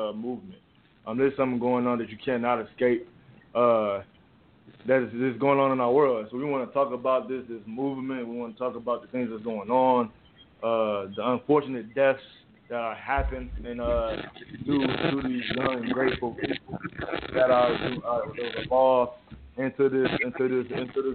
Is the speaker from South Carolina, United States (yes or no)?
no; Detroit, Michigan, United States; also born or lived in Canton, Michigan; I'm from Detroit, the D.